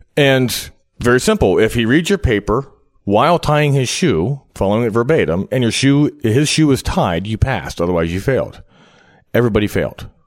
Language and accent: English; Cincinnati, Ohio, United States; I'm from Cincinnati